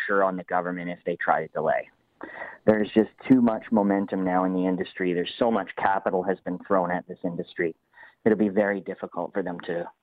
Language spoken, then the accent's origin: English; Canada; we're pretty close to being American. So as go the Americans, likely so go the Canadians